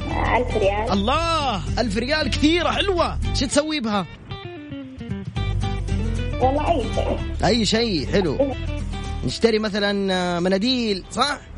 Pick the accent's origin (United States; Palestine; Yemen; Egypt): Yemen; now in Riyadh, Saudi Arabia; من اليمن